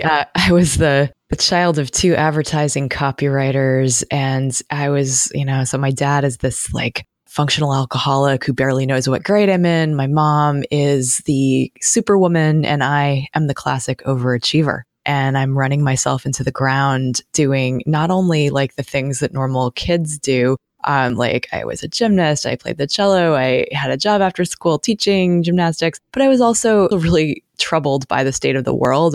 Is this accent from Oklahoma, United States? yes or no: no; Massachusetts, United States; moved away as an adult; also born or lived in Connecticut / Portland, Oregon / Albuquerque, New Mexico; now in Corvallis, United States; I'm from Massachusetts